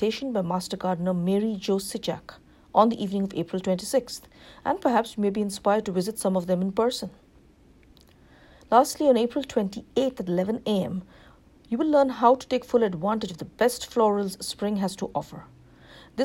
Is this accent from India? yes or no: yes; India; now in Livingston, United States; growing up in India.